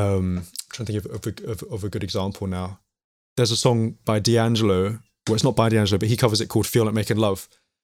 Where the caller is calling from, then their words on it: London, United Kingdom; I'm calling from North London, calling from my lockdown location, my family music room.